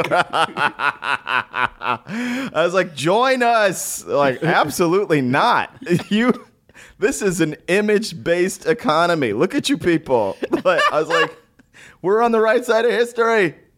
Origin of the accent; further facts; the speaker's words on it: Dallas, Texas, United States; moved away; being from Texas, big personality